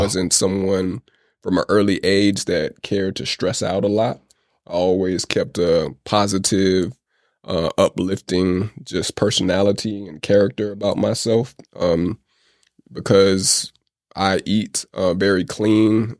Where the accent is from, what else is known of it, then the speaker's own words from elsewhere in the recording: United States; also born or lived in Oakland / Atlanta; I never grew up in the Caribbean. I grew up in the States